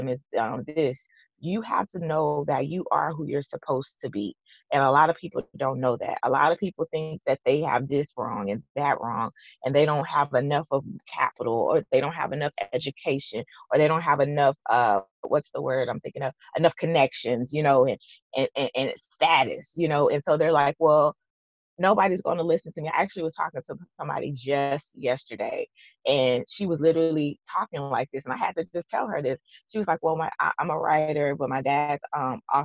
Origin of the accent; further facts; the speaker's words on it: Texas, United States; I'm from Texas